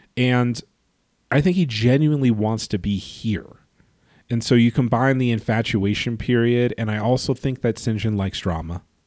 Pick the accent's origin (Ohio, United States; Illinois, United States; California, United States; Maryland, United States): California, United States; growing up in California